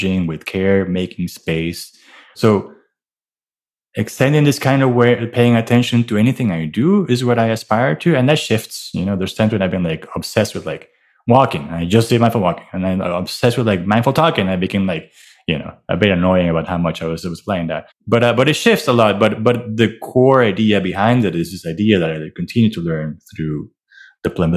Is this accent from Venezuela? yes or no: yes; Venezuela; also born or lived in Miami; now in New York, United States; I'm from Venezuela. I grew up in a house, a wonderful family